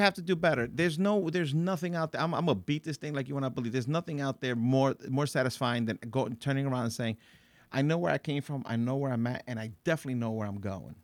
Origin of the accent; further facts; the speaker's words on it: Paterson, New Jersey, United States; I grew up in Patterson